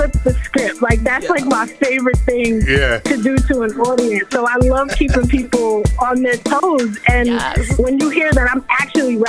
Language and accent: English; New York City, New York, United States; also born or lived in Bronx; I'm from Harlem